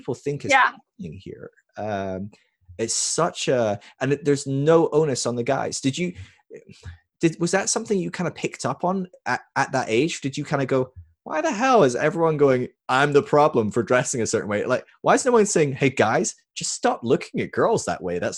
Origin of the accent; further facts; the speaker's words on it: Scotland, United Kingdom; moved away as an adult; also born or lived in California; I was from Scotland